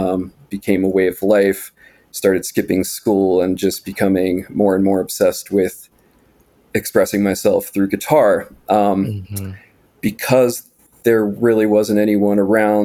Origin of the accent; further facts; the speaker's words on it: Appalachian Mountains, United States; I grew up in the Appalachian Mountains in a very isolated and remote setting